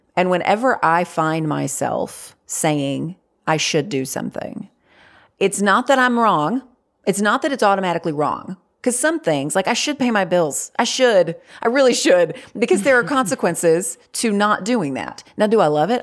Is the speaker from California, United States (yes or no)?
no; North Carolina, United States; I live in North Carolina. I've lived here my whole life.